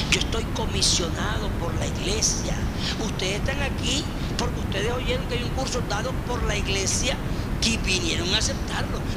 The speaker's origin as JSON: {"language": "Spanish", "town": "Barranquilla", "region": "Atlántico", "country": "Colombia", "also_born_or_lived": "Bucaramanga", "moved": "yes", "said": "Y yo salí de Barranquilla antes de cumplir los 21 años. ¿Cómo le da eso cada año, cada, cada casa? A menos de dos por año. ¿Cierto? Así que yo he sido nómada."}